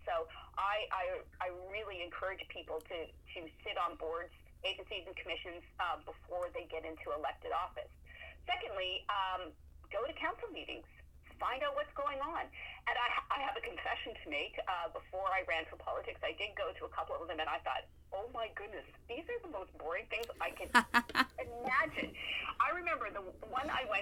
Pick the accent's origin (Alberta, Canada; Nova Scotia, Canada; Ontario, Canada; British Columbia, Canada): Ontario, Canada; near London; now in Moncton, Canada; I grew up near London, Ontario